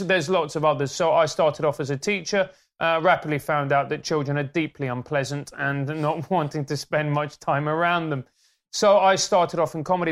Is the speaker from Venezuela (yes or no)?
yes; Venezuela; now in United Kingdom; When I grew up in Venezuela, it was a capitalist